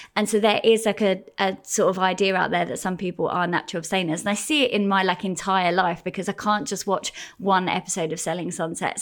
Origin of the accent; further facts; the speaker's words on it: Gravesend, South East England, United Kingdom; I grew up in Gravesend